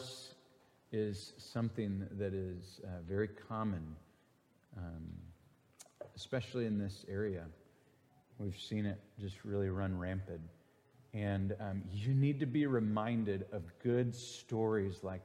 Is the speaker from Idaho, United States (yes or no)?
no; Green Bay, Wisconsin, United States; moved away; I am from Green Bay, Wisconsin, the motherland, America's team.